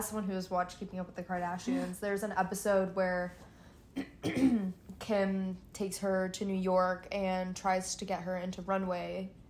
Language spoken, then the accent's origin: English; United Kingdom; I still like to be a British citizen.